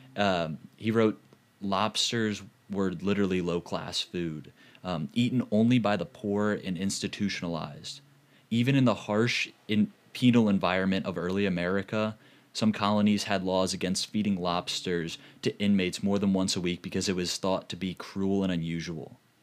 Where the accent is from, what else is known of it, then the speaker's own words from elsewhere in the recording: St. Louis, Missouri, United States; I'm from Saint Louis